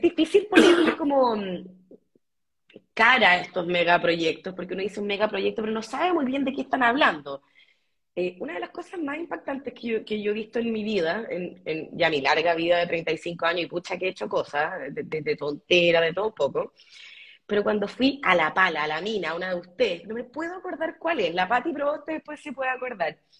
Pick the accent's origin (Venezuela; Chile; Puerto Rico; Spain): Chile; como chilena que ha viajado por el mundo